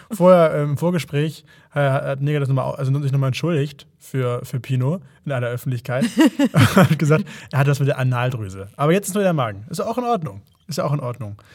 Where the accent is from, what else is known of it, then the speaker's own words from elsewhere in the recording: Hamburg, Germany; also wie bei mir in Hamburg. Finde, ja, ja. Gebürtiger Hamburger Jung.